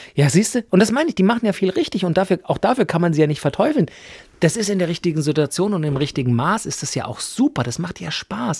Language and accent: German; Germany; bei uns in Deutschland